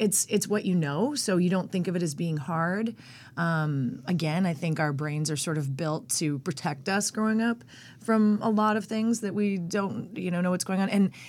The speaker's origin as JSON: {"language": "English", "town": "Norco", "region": "California", "country": "United States", "tie": "born or raised there", "also_born_or_lived": "Long Beach", "said": "Well, I was born in Long Beach. Born in Long Beach, grew up in Norco, California."}